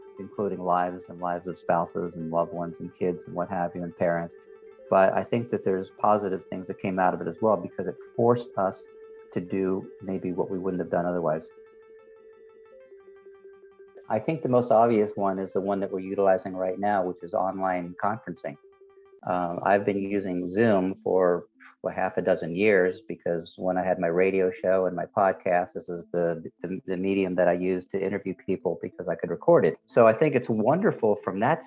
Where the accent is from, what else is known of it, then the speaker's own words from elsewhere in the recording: United States; now in Europe; as an American, we kind of are becoming more and more isolated